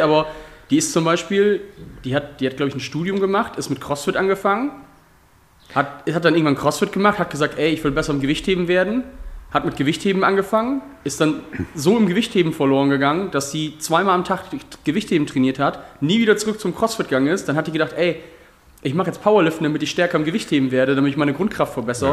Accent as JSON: {"language": "German", "town": "Georgsmarienhütte", "region": "Lower Saxony", "country": "Germany", "said": "ich komme aus Georgs Marienhütte"}